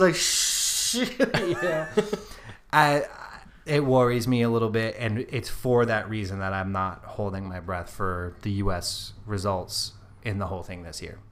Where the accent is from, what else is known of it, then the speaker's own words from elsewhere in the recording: United States; We are American